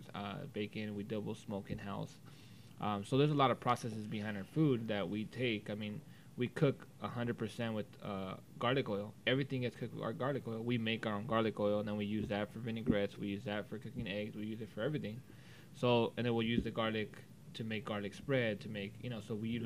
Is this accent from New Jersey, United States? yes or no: no; Whittier, California, United States; I was born and raised in Whittier